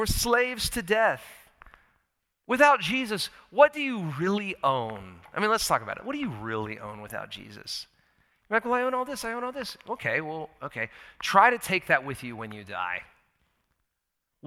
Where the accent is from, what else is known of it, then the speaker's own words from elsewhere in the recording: United States; I'm an American. I love my country